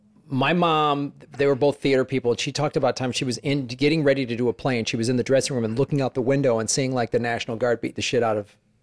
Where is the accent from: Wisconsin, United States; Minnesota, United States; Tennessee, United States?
Wisconsin, United States; Madison; Hi, I'm from Madison.